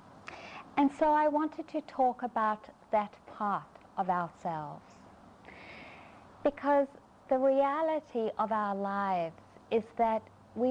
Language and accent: English; South Africa; I grew up in South Africa